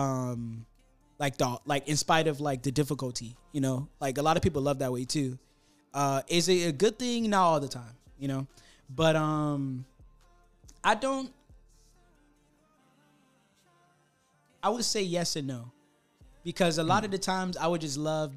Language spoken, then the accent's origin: English; Miami, Florida, United States; I'm from Miami